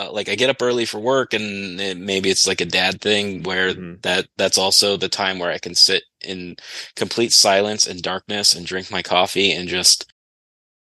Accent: United States; I'm American

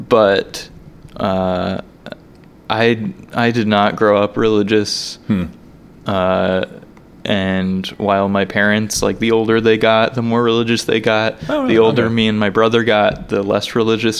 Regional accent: South Carolina, United States; moved away as an adult; I grew up in South Carolina

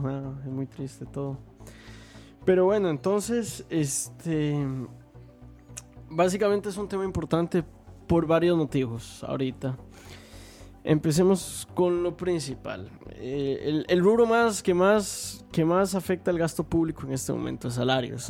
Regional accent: Costa Rica; en Costa Rica tenemos leyes laborales

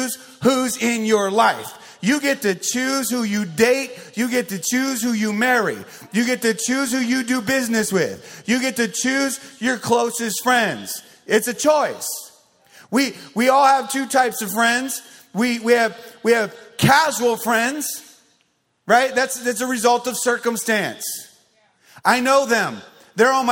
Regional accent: Arizona, United States; I grew up in Arizona

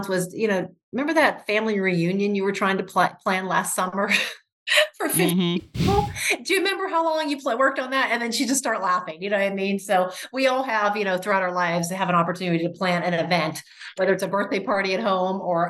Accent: Pittsburgh, Pennsylvania, United States; moved away as an adult; also born or lived in Chicago; now in Pittsburgh, United States; I am a native Pittsburgher

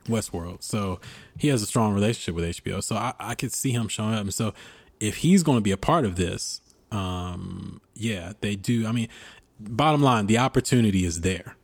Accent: United States; being an American, uh, being a black American

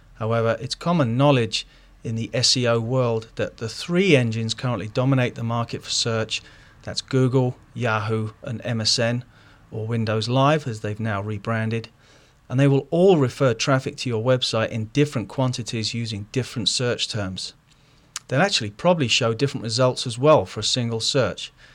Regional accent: London, United Kingdom; now in Ohio, United States; I'm originally from London, England, but I've moved out here in nineteen ninety-four

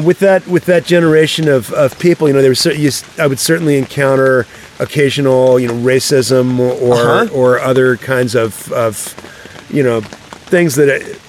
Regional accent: North Carolina, United States; also born or lived in Virginia; Yeah, you know, I grew up in North Carolina and Virginia

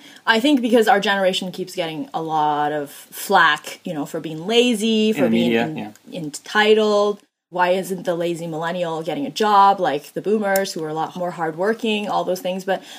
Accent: Canada; also born or lived in China; I grew up poor and I wasn't actually born in Canada. I was born in China.

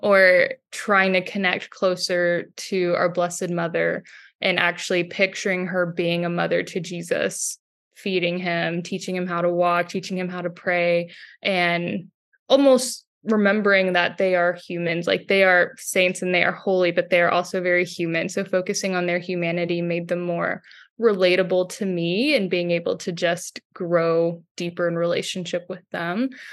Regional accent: Houston, Texas, United States; From Houston, Texas, I'm a full-time Catholic artist and illustrator.

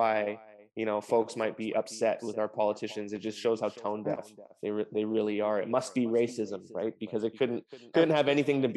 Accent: Lower Mainland, British Columbia, Canada; British Columbia, in the Lower Mainland, my hometown.

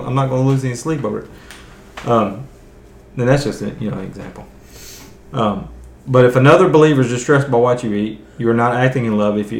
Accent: the South, United States; because I'm from the South

